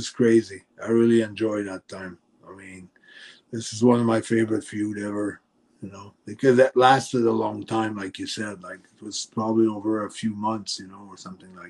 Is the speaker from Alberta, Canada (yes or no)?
no; Montreal, Quebec, Canada; first language French; English is a second language; we're from Montreal